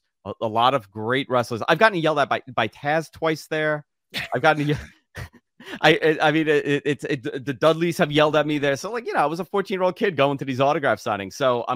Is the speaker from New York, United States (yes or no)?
yes; Queens, New York, United States; You're in my hometown in Queens.